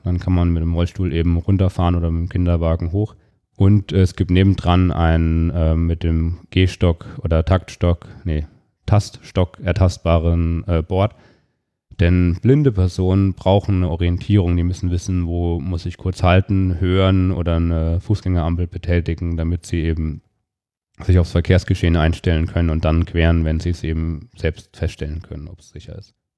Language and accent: German; Fulda area, Hesse, Germany; moved away as an adult; now in Darmstadt, Germany; In Fulda, da habe ich mein Abitur gemacht